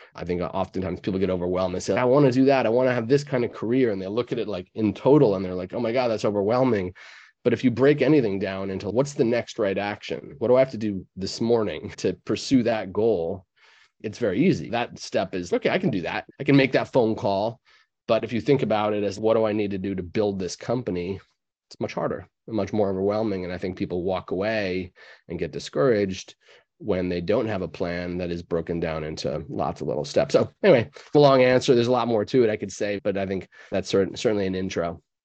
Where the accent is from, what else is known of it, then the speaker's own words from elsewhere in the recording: New York, United States; I'm a New Yorker myself